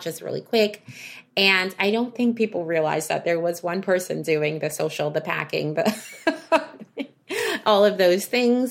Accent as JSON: {"language": "English", "region": "New York", "country": "United States", "said": "I am a New Yorker"}